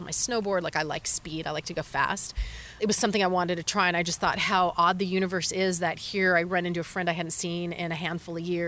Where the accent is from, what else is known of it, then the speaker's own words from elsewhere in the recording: California, United States; moved away as an adult; I grew up in California, but I have traveled all over the world and I've lived a lot of different places